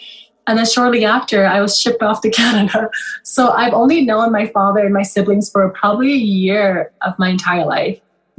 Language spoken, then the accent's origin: English; Kenya; born there; I was born in Kenya. So what happened was there was a civil war in Sudan at the time. My mother fled to Kenya.